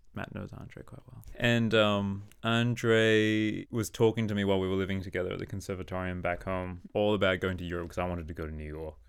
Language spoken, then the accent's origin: English; Australia; moved away as an adult; now in Denmark; I am a person who is living in Denmark. I'm from Australia.